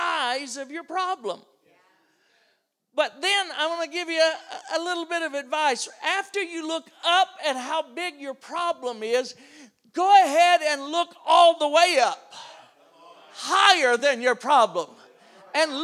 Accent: around New Orleans, Louisiana, United States; I'm from Louisiana. We got this city down there called New Orleans. You heard about it? It can be rough. I grew up around there

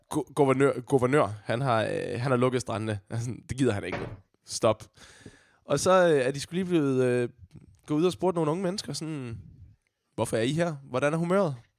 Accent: Odense, Southern Denmark, Denmark

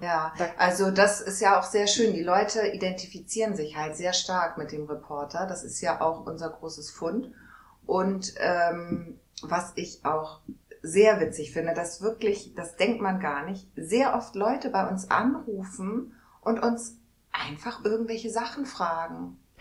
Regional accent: Hamburg, Germany; moved away as an adult; now in Neustadt, Germany; ich bin und bleibe immer Hamburgerin

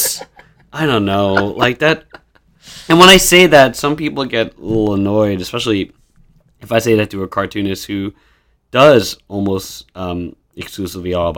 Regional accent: Long Island, New York, United States; moved away as an adult; also born or lived in Queens / Brooklyn; I grew up in Long Island.

